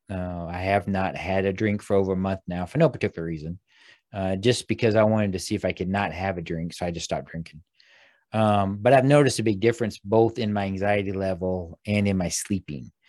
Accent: Midwest, United States; I grew up in the Midwest.

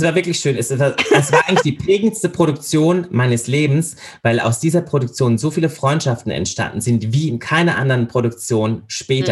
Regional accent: Landau, Rhineland-Palatinate, Germany; now in Austria; Ich bin in Landau in der Pfalz geboren

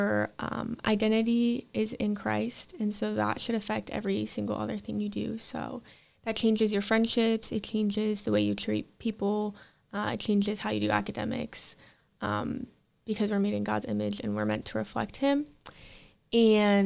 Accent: Dubuque, Iowa, United States; I am from the Dubuque area

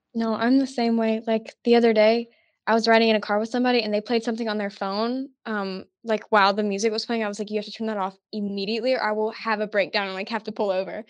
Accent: Tuscaloosa, Alabama, United States; I'm actually from Tuscaloosa

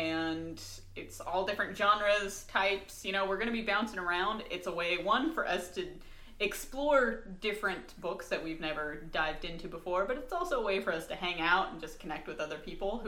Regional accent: North Carolina, United States; now in Southern California, United States; I was not born there, but I was. I was, and it sucked. But I lived there for long enough to call myself a North Carolinian.

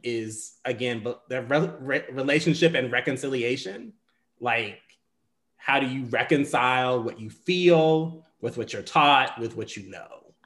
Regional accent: the South, United States; I come from, I'm from the South

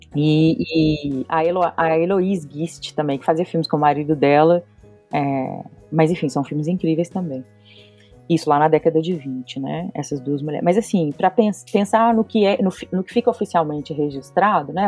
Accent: Belo Horizonte, Minas Gerais, Brazil; eu sou de Belo Horizonte

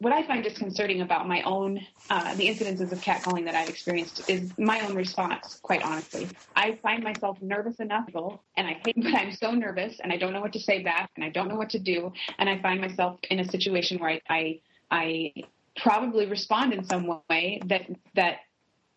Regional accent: Lincoln, Nebraska, United States; also born or lived in Dallas; now in Minneapolis, United States; I grew up in in Lincoln, Nebraska, which is a relatively small area, and now live in Minneapolis

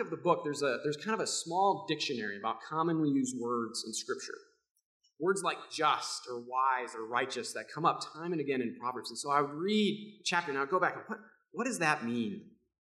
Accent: Rockford, Illinois, United States; Growing up in Rockford, I was the son of a pastor

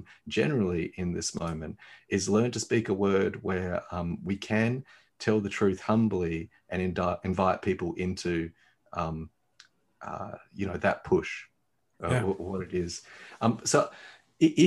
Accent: Australia; particularly as Australian

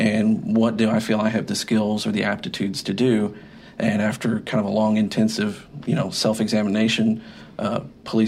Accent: Waco, Texas, United States; I'm from Waco. It's where I was born. It's where I've grown up.

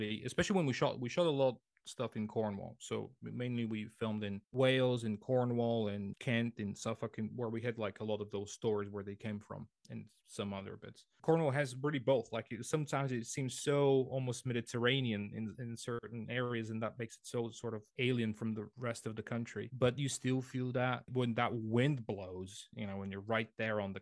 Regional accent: Sofia, Sofia City, Bulgaria; I grew up in the capital, in Sofia, so which is on the west side of Bulgaria

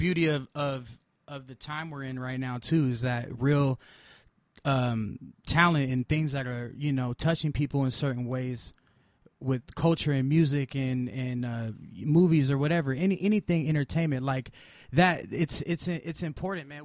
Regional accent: Pasadena, California, United States; I grew up in Pasadena, so it was like a mixture of a bunch of people.

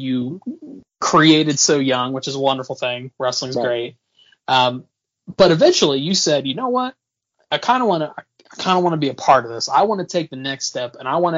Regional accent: Indiana, United States; I grew up in Indiana

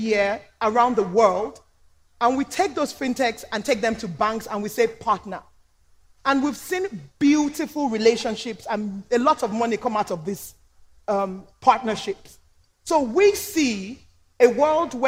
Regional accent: Nigeria; I'm Nigerian

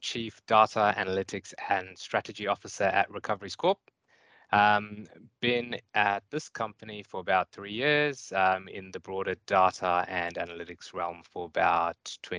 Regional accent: KwaZulu-Natal, South Africa; moved away; also born or lived in Auckland, New Zealand / Wellington, New Zealand; I'm South African, and I grew up on the east coast of South Africa, a nice, you know, sugar farm

